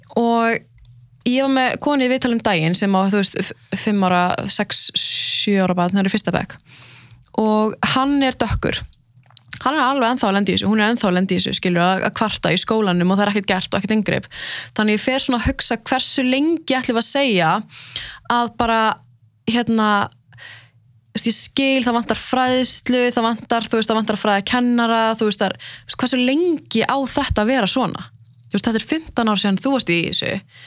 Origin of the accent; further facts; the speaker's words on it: Lebanon; frá Líbanon sjálf